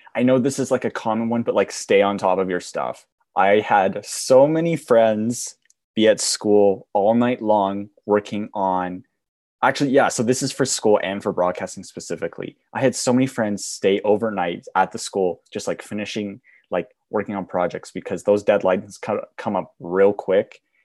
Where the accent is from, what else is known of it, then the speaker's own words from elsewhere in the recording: Banff, Alberta, Canada; I was born in Banff, I have kind of an accent